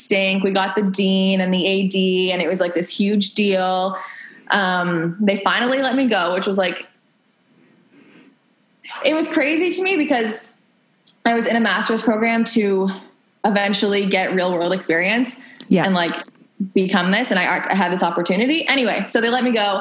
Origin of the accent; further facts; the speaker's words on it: Canada; we're from Canada.